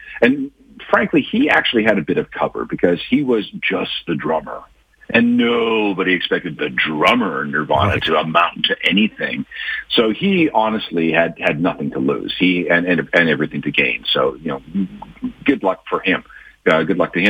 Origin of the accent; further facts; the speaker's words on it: Winnipeg, Manitoba, Canada; I remember growing up in Winnipeg